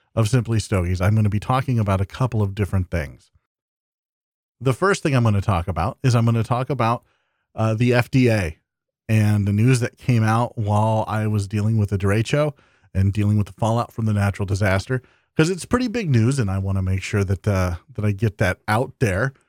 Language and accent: English; Iowa, United States; my home state of Iowa